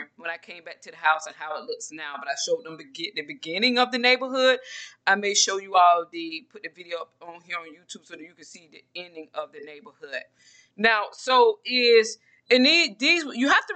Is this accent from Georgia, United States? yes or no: yes; Georgia, United States; moved away as an adult; now in Texas, United States; I'm from Georgia, a small town in Georgia.